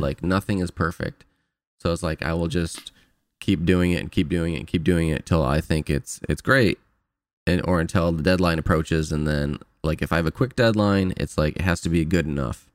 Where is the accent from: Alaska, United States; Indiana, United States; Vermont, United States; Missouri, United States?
Indiana, United States; Fort Wayne; moved away as an adult; now in California, United States; back to Fort Wayne, my hometown